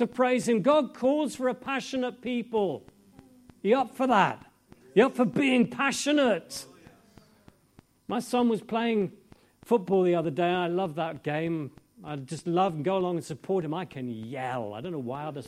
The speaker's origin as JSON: {"language": "English", "region": "England", "country": "United Kingdom", "said": "I'm English"}